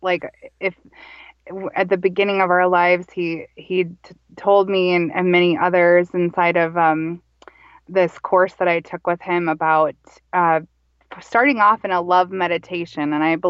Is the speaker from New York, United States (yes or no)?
no; Minnesota, United States; also born or lived in Montana / Colorado / Texas; Well, I am Minnesota born and raised, and I'm from a loving family, and I grew up in Minnesota, though I wasn't fully raised here in Minnesota. And I traveled a lot with my mother and my stepfather in, so I grew up also in Montana and Colorado and Texas.